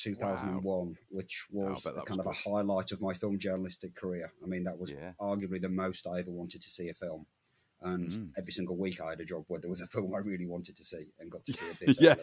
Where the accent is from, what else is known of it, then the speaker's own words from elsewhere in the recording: England, United Kingdom; as an Englishman in the 1980s